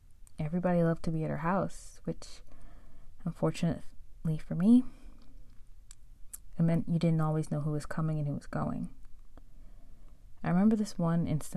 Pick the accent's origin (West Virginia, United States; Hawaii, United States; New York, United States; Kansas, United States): New York, United States; Long Island; also born or lived in Manhattan, New York / Brooklyn, New York; I was born in Manhattan, raised in Brooklyn till I was about 8, and spent the rest of my years growing up in the suburbs on Long Island